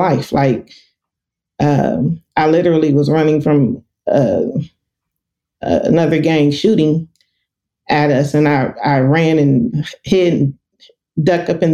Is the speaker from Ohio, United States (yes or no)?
no; Los Angeles, California, United States; I'm from South Central Los Angeles, born and raised.